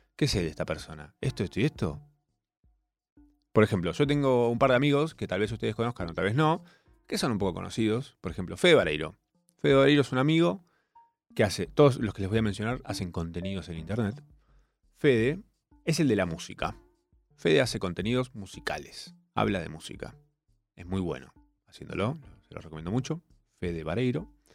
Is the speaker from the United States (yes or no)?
no; Córdoba, Argentina; accent: cordobés; Soy cordobés